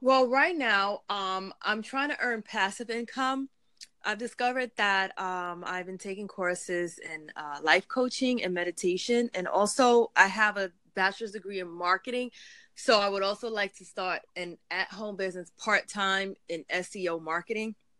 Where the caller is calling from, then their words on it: New York City, New York, United States; I'm calling from Brooklyn, New York